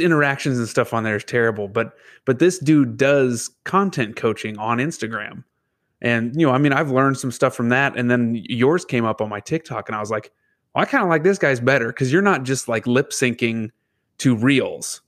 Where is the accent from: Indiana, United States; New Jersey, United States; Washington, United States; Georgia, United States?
Indiana, United States; Lebanon; now in northern Indiana, United States; Lebanon, Indiana, that was my hometown, is where I was born and raised